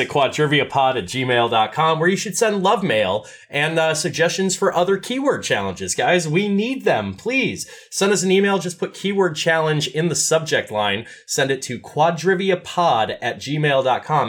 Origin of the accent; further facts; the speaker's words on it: Midwest, United States; as a Midwesterner